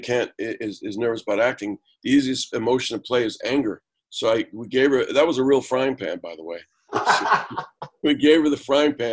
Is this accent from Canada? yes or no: yes; Canada; also born or lived in United States; as a Canadian